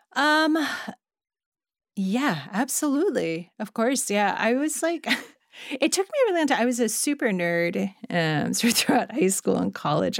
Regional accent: Monterey Park, California, United States; I grew up in Monterey Park

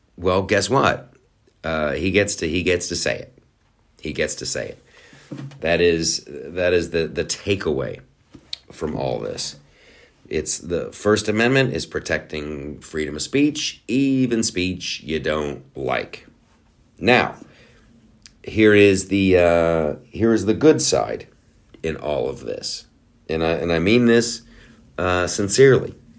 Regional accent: Boston, Massachusetts, United States; we're all from Boston

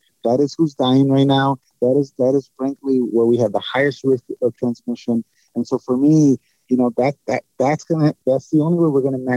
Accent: Chicago, Illinois, United States; also born or lived in San Antonio; it is my city. It's my hometown

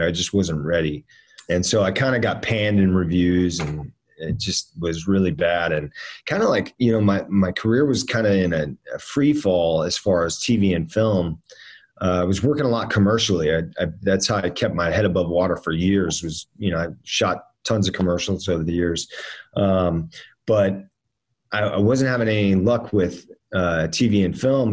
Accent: Miami, Florida, United States; moved away; also born or lived in Northern Virginia; I grew up down in Miami, living in Miami.

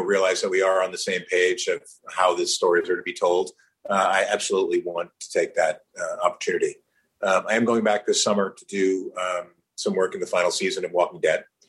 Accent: New Jersey, United States; also born or lived in New York; I was born in New York raised in New Jersey

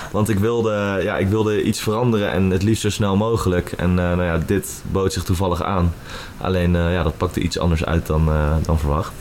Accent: Huizen, North Holland, Netherlands; moved away as an adult; also born or lived in Amsterdam; Ik kom oorspronkelijk uit Huizen en uh, woon alweer zes jaar in Amsterdam

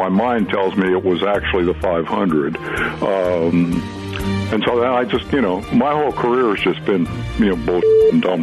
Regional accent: Fairfield, Iowa, United States; in Fairfield, Iowa, my hometown.

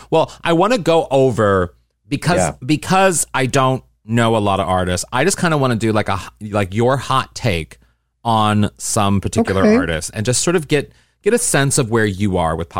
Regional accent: St. Louis, Missouri, United States; No, I did not. I grew up in St. Louis, Missouri.

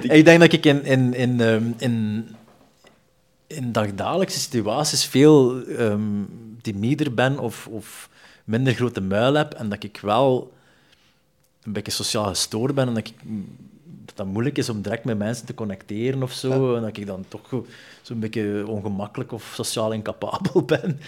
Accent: Zele, Flanders, Belgium; moved away; ik kwam van Zeelen oorspronkelijk, dat is Lokeren en Dendermonde.

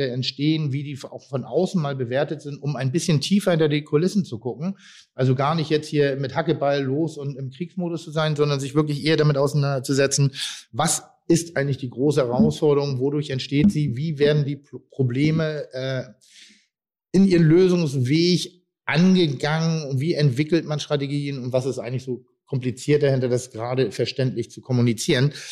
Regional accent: Pinneberg, Schleswig-Holstein, Germany; dass auch ich als Pinneberger, der auch kein Hamburger ist

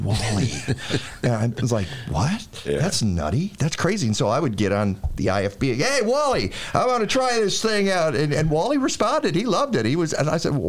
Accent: Detroit, Michigan, United States; moved away as an adult; now in Chicago, United States; I grew up in Detroit

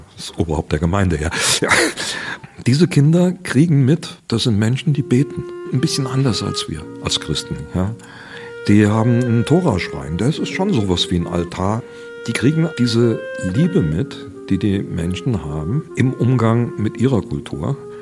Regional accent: Saarland, Germany; Im Saarland, wo ich herkomme

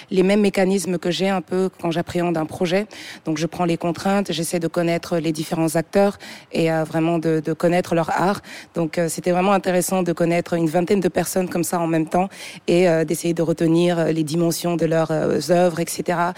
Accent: Togo; also born or lived in Senegal / Montreal; J'ai grandi au Togo et je suis arrivée au Sénégal en 2017, d'où je suis originaire.

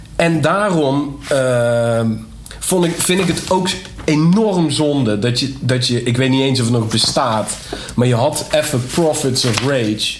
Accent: Nederweert, Limburg, Netherlands; ik kom uit Nederweert

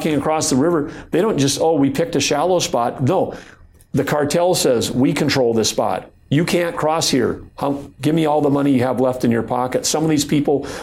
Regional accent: North Dakota, United States; born or raised there

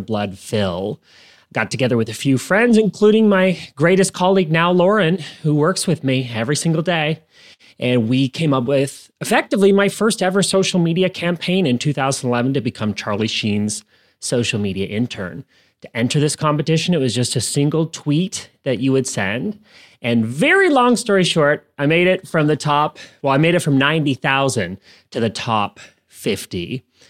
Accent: Canada; moved away as an adult; also born or lived in United States; I am originally from Canada

